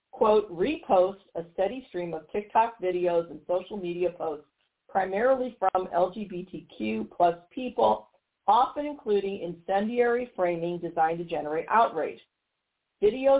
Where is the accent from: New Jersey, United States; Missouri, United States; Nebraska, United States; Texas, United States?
Missouri, United States; here in my home state of Missouri